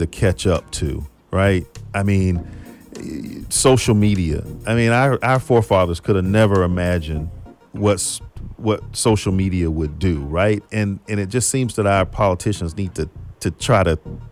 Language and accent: English; Palm Beach County, Florida, United States; we're both from Palm Beach County